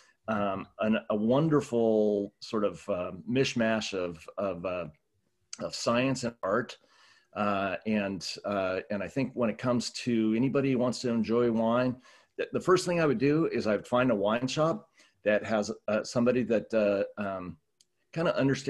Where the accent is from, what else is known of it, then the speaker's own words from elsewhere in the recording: Southern California, United States; I grew up in Southern California